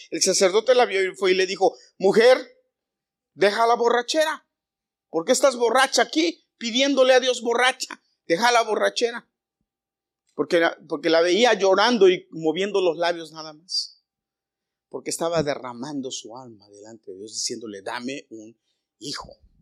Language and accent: Spanish; Mexico; yo soy muy mexicano a la antigua